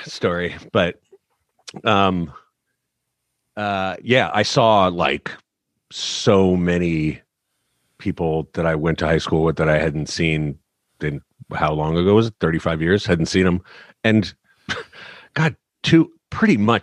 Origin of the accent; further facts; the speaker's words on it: San Diego, California, United States; we are very Irish descent, and the pressure for girls in San Diego to be tan was so high